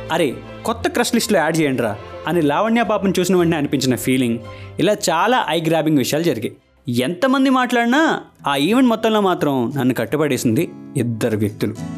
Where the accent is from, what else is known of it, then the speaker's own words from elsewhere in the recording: Tanuku, Andhra Pradesh, India; మా ఊరు తణుకు నుండి భీమవరం కాలేజ్కి వెళ్ళే టైంలో